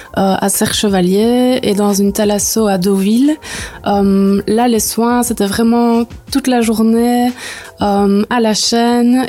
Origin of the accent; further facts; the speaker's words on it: Neupré, Wallonia, Belgium; moved away as an adult; also born or lived in Bêche, Vielsalm / Liège; now in Vielsalm, Belgium; Donc moi à la base, je viens de Neupré près de Liège. Je suis toute nouvelle ici à Bèche